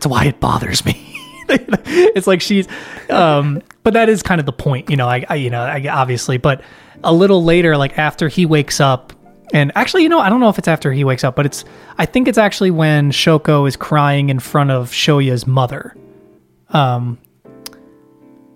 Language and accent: English; United States; being an American